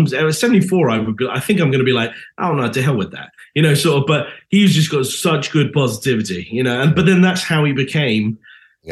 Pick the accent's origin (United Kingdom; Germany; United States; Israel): United Kingdom; accent: British; I'm British